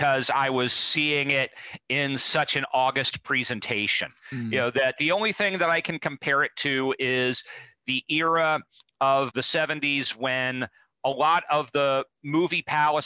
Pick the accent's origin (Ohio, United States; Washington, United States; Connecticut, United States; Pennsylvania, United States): Ohio, United States; Cincinnati; my hometown of Cincinnati